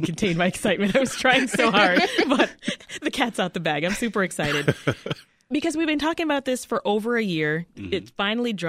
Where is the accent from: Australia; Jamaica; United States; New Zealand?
Jamaica; As a Jamaican woman